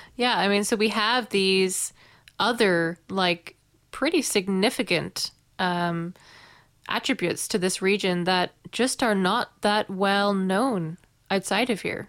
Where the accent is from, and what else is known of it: Northern Ireland, United Kingdom; also born or lived in New Zealand